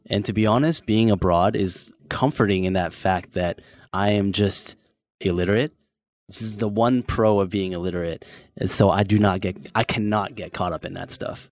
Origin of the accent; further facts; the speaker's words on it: San Francisco, California, United States; now in Bangkok, Thailand; I'm from San Francisco